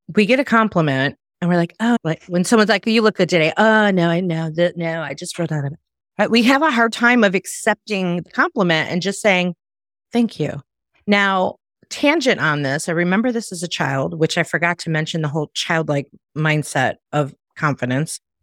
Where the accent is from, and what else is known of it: Chicago, Illinois, United States; moved away as an adult; now in Myrtle Beach, United States